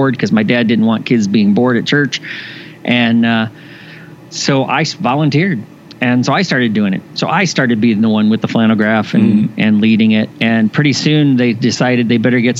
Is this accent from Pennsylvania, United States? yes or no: no; Indiana, United States; I was born in Indiana, and my father was a pastor just retired after 50 plus years of ministry. So I grew up in the church.